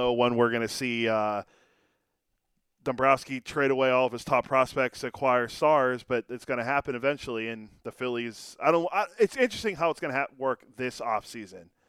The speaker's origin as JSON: {"language": "English", "region": "Pennsylvania", "country": "United States", "tie": "born or raised there", "moved": "yes", "lives_now": "San Jose, United States", "said": "growing up in Pennsylvania"}